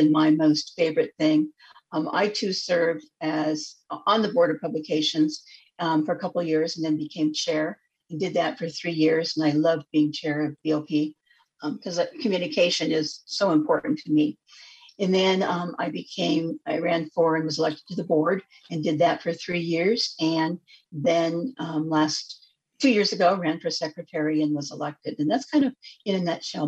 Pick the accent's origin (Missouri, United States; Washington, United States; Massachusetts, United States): Washington, United States; Spokane; now in Olympia, United States; I am originally from Spokane, Washington